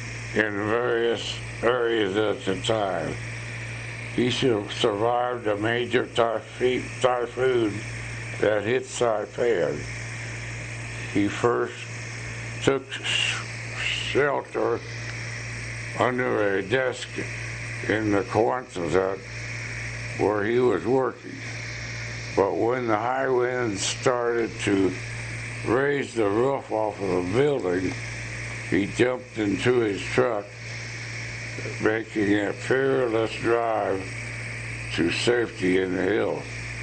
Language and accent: English; Sedalia, Missouri, United States; Well, when I was brought up in Sedalia, Eddie and I lived next to a place that raised cattle and pigs